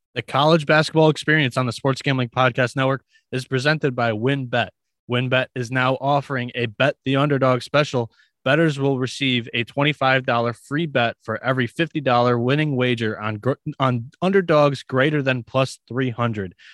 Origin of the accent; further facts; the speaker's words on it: Michigan, United States; I was a big hockey player growing up in Michigan